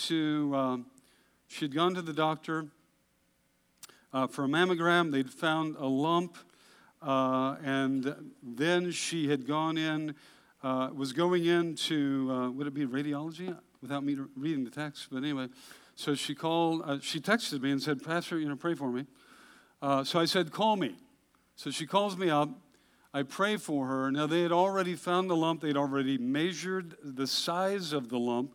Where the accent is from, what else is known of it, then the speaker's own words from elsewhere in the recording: Hood River, Oregon, United States; I grew up in Hood River, Oregon